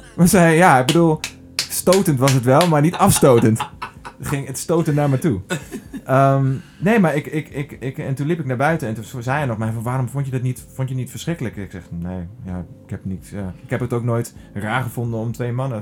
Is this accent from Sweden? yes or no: no; Drenthe, Netherlands; ben opgegroeid in Drenthe